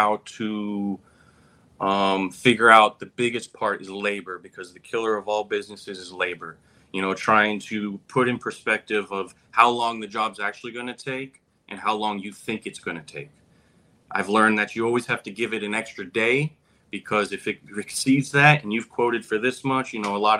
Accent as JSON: {"language": "English", "area": "Broward County", "region": "South Florida", "country": "United States", "tie": "born or raised there", "said": "I was born and raised in South Florida, Broward County"}